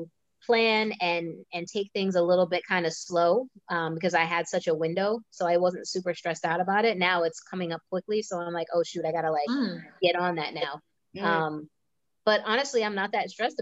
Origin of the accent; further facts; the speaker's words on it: Massachusetts, United States; moved away; also born or lived in New York / Philadelphia; I grew up in Massachusetts. I lived in New York. I lived in Philly